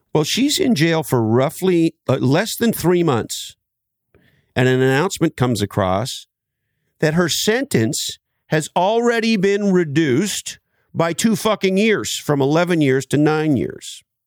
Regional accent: Canada; I grew up in Canada

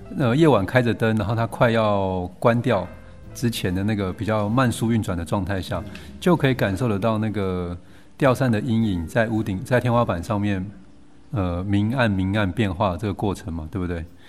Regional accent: Kaohsiung, Taiwan; 他们早年的打拼都在高雄，所以跟我的故乡也是同一个地方

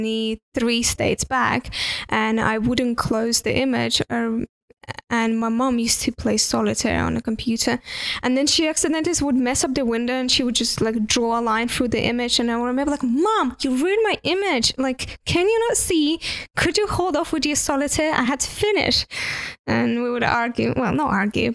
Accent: Estonia; first language Russian; English is a second language; moved away as an adult; also born or lived in United Kingdom; I'm from Estonia

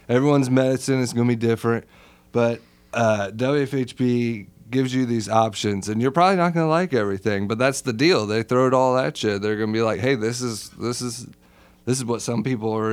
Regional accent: Plainfield, Indiana, United States; moved away as an adult; now in Bloomington, United States; I grew up in Plainfield, but I came down here right after high school

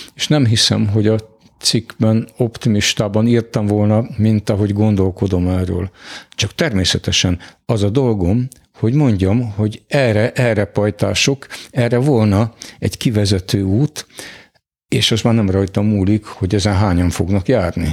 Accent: Hungary; magyarok vagyunk

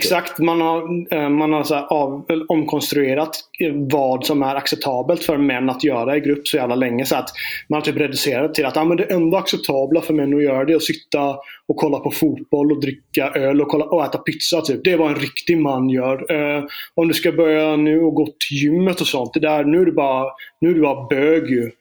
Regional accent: Småland, Sweden; jag är från Småland

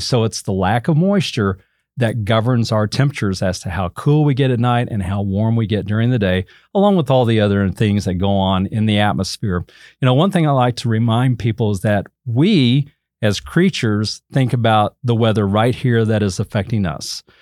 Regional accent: Enid, Oklahoma, United States; also born or lived in Childress, Texas; now in Amarillo, United States; I was actually born in Amarillo back in nineteen sixty-two. I grew up in Oklahoma, in the town of Enid, Oklahoma

